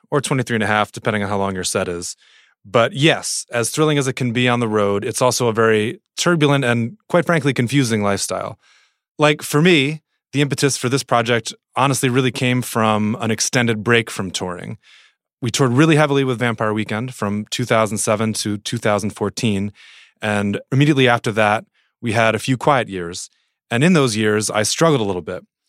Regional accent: New Jersey, United States; I grew up in New Jersey, which is, I think, fairly formative for me and still sort of definitional.

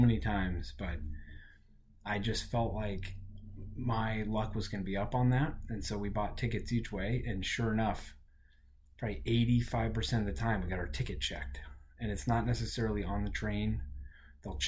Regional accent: Colorado, United States; we're from Colorado and we have some decent hiking

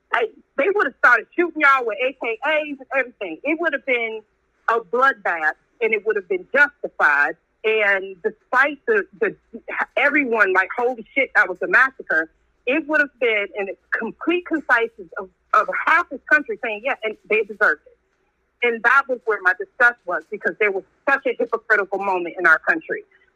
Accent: Michigan, United States; I was born here. I was born in Michigan. I was born on this land.

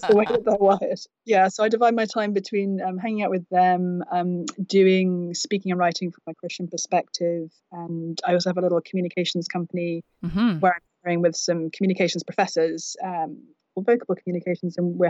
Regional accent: United Kingdom; also born or lived in England; now in United States; So I come from the UK originally, as you may discern from my unusual accent

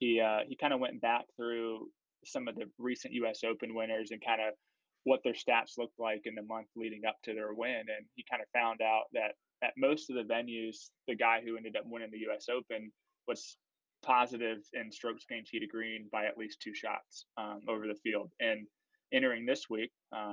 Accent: Florida, United States; I'm from Florida

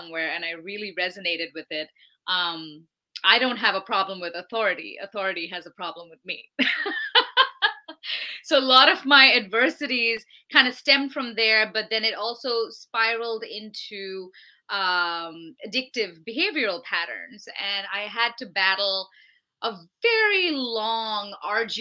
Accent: India; moved away as an adult; now in United States; I'm originally from India. I came to America in 2010 to attend Berklee College of Music

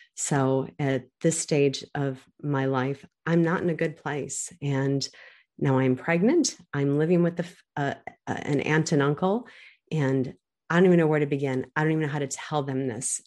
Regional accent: United States; I'm growing up in America

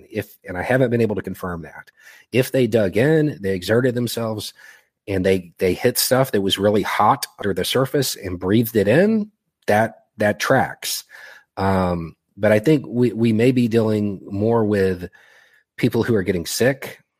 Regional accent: Melitopol, Zaporizhzhia Oblast, Ukraine; English is a second language; now in United States; I'm originally from Melitopol.

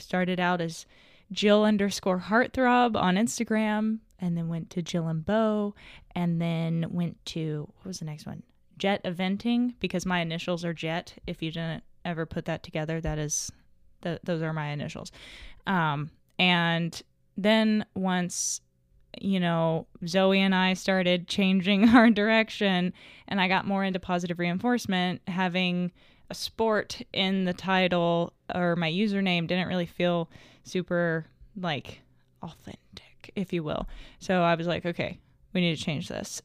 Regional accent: Little Rock, Arkansas, United States; now in Hot Springs, United States; I'm a twenty-three-year-old equestrian from Arkansas. I grew up in Little Rock

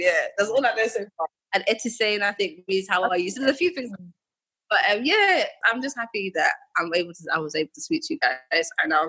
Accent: Jamaica; It's weird because, again, when people hear that I'm Jamaican, they're like, oh, you're Jamaican.

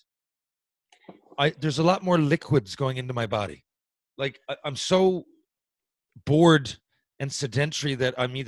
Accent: Mount Pearl, Newfoundland and Labrador, Canada; I grew up in Mount Pearl

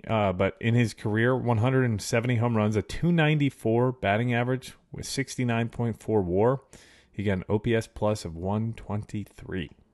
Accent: Chicago, Illinois, United States; I grew up in Chicago in the early nineties.

